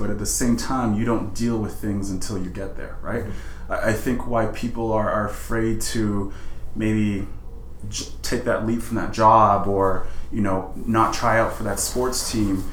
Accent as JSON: {"language": "English", "town": "Edmonton", "region": "Alberta", "country": "Canada", "tie": "born or raised there", "also_born_or_lived": "Sierra Leone", "said": "I have been given the opportunity to grow up in a place like Canada"}